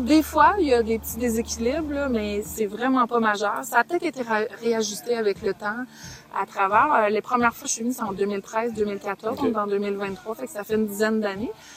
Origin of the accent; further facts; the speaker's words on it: South Shore of Montreal, Quebec, Canada; moved away as an adult; also born or lived in British Columbia; now in Lower Laurentians, Canada; je viens de la Rive-Sud à la base, okay. de Montréal, mais on est installé depuis une dizaine d'années dans les Basses Laurentides